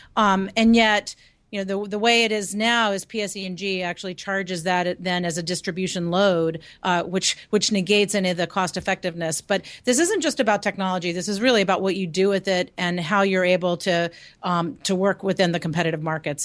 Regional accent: Lynchburg, Virginia, United States; Lynchburg is my hometown, so my folks live there

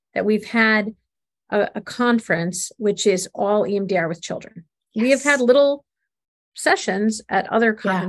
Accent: Buffalo, New York, United States; we're from Buffalo

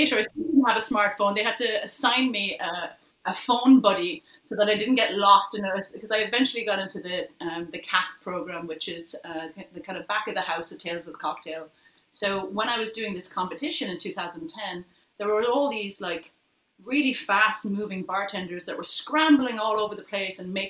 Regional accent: Ireland; now in New York, United States; you're Irish, we're Irish

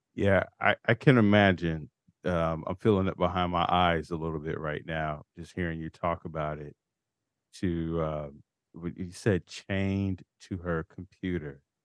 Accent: Chicago, Illinois, United States; both being from Chicago

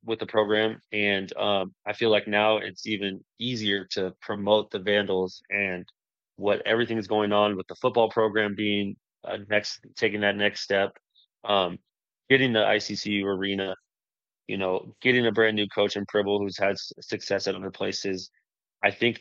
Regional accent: Vancouver, Washington, United States; now in Spokane, United States; my hometown of Vancouver

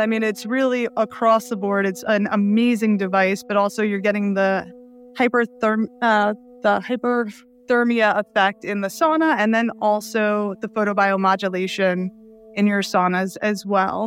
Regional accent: New York City, New York, United States; I grew up in Brooklyn

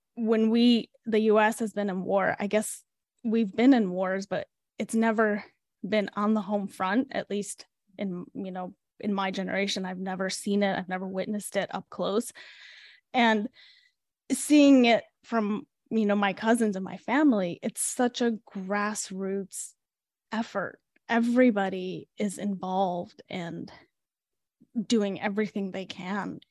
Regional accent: Chicago, Illinois, United States; also born or lived in Ukraine; And we moved to Chicago, and that's where we grew up

